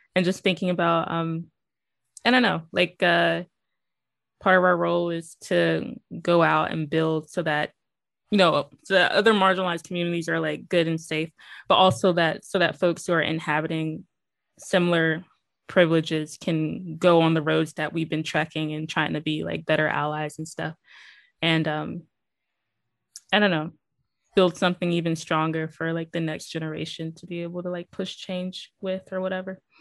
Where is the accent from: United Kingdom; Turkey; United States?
United States; Greenville, North Carolina; also born or lived in Chapel Hill, North Carolina; I'm from Greenville, North Carolina.